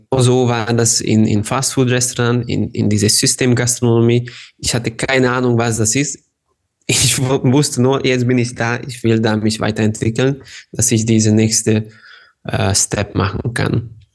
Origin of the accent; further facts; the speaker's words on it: Ada, Vojvodina, Serbia; German is a second language; also born or lived in Hungary / Germany; Ich bin in Serbien geboren, mhm. aber ich bin Ungar. Und ich wohne ganz nah zu der serbischen-ungarischen Grenze, aber auf der serbischen Seite